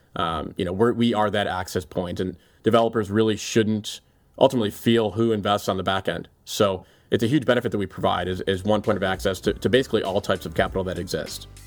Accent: Cleveland, Ohio, United States; moved away as an adult; also born or lived in Chicago; helping to build a market leader here in my hometown that I'm so passionate about in Cleveland

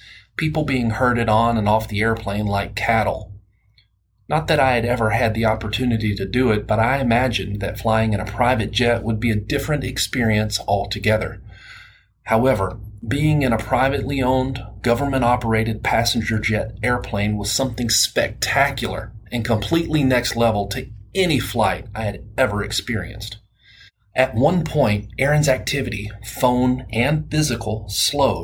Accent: Alabama, United States; accent: southern; I am from Alabama, and the only accent that I can really nail is a southern accent.

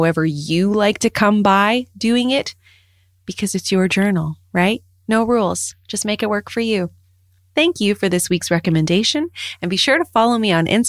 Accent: Canada; as a Canadian with all of these seasons

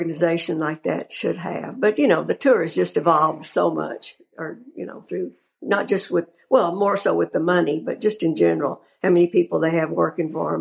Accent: Texas, United States; I am from Texas

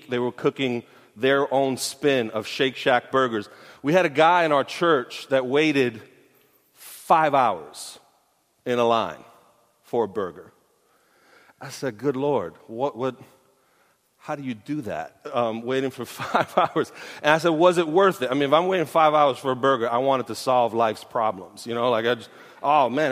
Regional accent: New York City, New York, United States; I'm from Brooklyn. I grew up near Borough Park

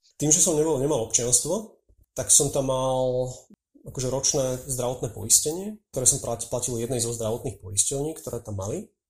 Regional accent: Slovakia; moved away as an adult; also born or lived in Israel; povedal som im, že Slovensko

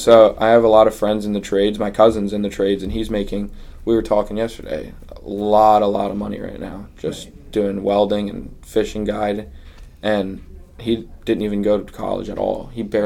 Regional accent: Fort Myers, Florida, United States; We grew up far, like, outside of Fort Myers in Buckingham.

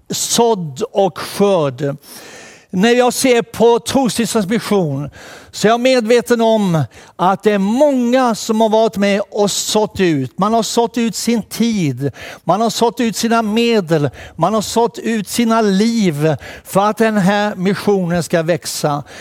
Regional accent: Småland, Sweden; Som ni hörde tidigare så växte jag upp på en gård i Småland, Dorestorps gård, mellan Vetlanda och Växjö.

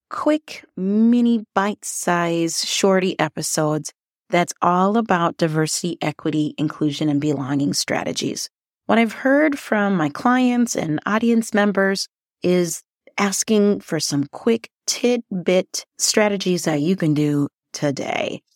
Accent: Liberia; also born or lived in northern Minnesota; now in Minnesota, United States; Yes, I'm originally from Liberia, but I live in northern Minnesota

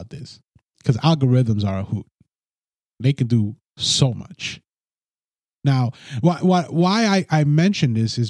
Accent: United States; I'm a Hispanic American

